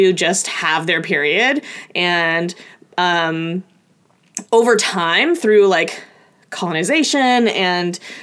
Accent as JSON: {"language": "English", "region": "Oregon", "country": "United States", "tie": "born or raised there", "said": "I'm from a small town in Oregon outside of Portland"}